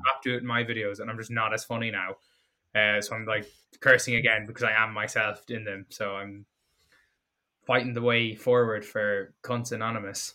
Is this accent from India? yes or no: no; Galway, Connacht, Ireland; my hometown Galway